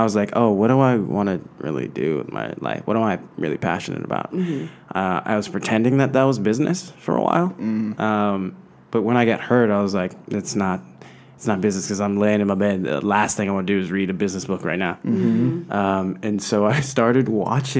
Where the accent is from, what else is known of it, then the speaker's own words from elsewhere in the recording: San Marino, California, United States; I grew up in San Marino, Pasadena area in L.A.